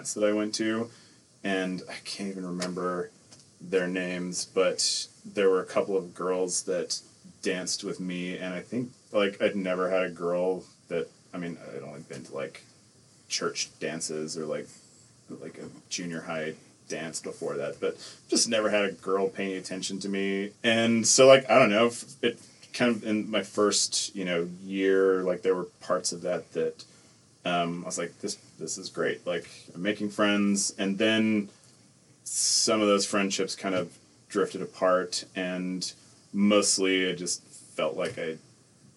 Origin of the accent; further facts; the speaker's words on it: Salt Lake City, Utah, United States; also born or lived in Nephi, Utah / Orem, Utah; I've from Salt Lake, because that's where I spent most of my life. But I was from Nephi for 5 years-ish